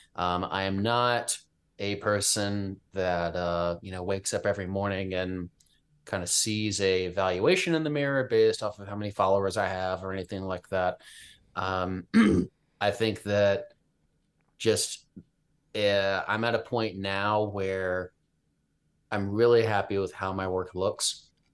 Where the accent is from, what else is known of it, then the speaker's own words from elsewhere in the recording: Richmond, Virginia, United States; moved away; also born or lived in Midwest; Virginia, which is where I'm from. I'm from Richmond